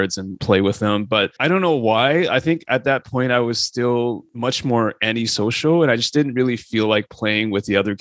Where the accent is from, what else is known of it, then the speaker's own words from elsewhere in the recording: Canada; I grew up in Canada, so went to university or college